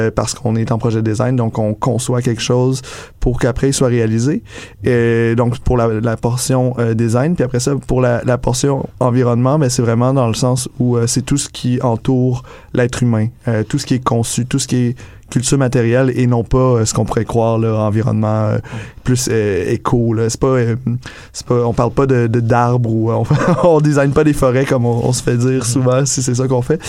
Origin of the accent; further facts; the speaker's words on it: Quebec, Canada; now in Montreal, Canada; je suis arrivé à Montréal de Québec, justement. J'ai d'une petite ville de région